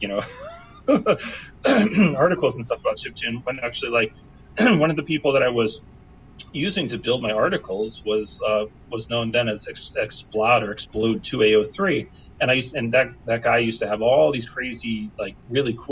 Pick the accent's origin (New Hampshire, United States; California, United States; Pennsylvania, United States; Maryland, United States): Pennsylvania, United States; Philadelphia; I'm from Philadelphia